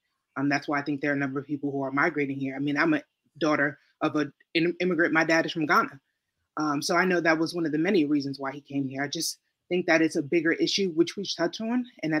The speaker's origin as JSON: {"language": "English", "region": "Virginia", "country": "United States", "moved": "as an adult", "lives_now": "New York, United States", "said": "here in New York, again, I'm originally from Virginia, but just after relocating here, or maybe staying here temporarily"}